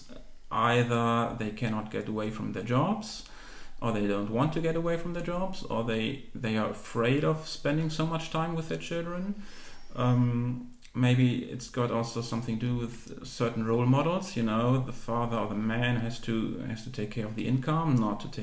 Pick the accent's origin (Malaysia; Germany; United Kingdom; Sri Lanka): Germany; moved away as an adult; And then I finished high school. In Germany, you were required back then to do some community service